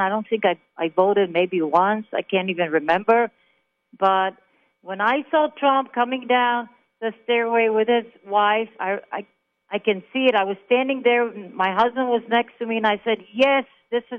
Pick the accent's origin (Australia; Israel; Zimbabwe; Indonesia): Israel; Jerusalem, Jerusalem District; English is a second language; moved away as an adult; also born or lived in Germany; now in Tucson, United States; I'm originally from Israel. So I was born in Israel. I was born in Jerusalem on Christmas Day